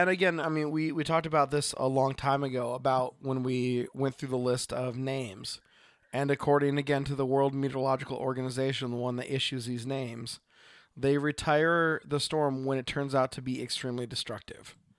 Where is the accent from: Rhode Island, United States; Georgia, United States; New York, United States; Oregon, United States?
Oregon, United States; from Oregon